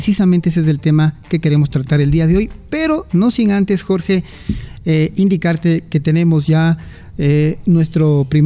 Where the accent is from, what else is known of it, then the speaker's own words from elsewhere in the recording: Cuenca, Azuay, Ecuador; Como somos los cuencanos, ¿no?